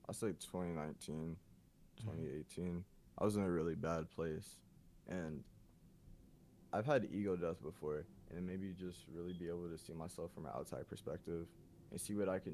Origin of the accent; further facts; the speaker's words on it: Atlanta, Georgia, United States; growing up in Atlanta, it taught me a lot.